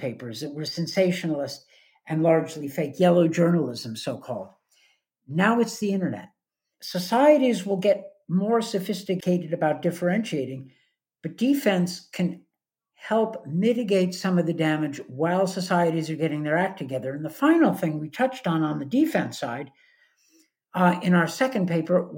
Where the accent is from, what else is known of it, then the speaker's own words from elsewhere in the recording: United States; as an American